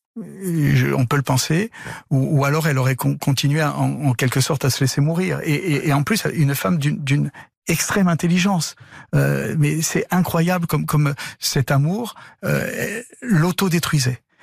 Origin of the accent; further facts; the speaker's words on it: Corsica, France; creuser mon sillon par rapport à, ma corsité, à ma corsitude